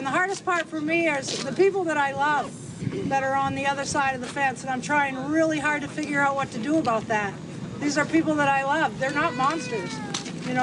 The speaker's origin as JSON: {"language": "English", "region": "Maine", "country": "United States", "also_born_or_lived": "Orrington", "said": "I'm so proud to be a Mainer"}